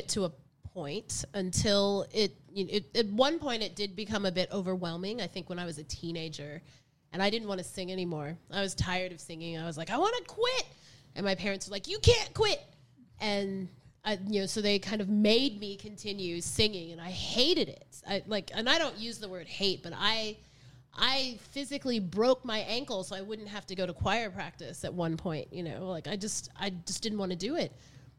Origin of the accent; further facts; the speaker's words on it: the South, United States; growing up in the South and growing up with, you know, restrictive parents and in such a white society